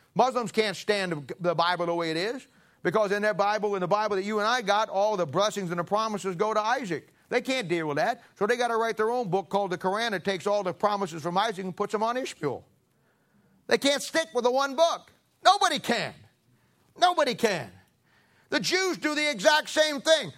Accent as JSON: {"language": "English", "region": "Ohio", "country": "United States", "moved": "yes", "lives_now": "Kansas City, United States", "said": "I'm originally from Ohio"}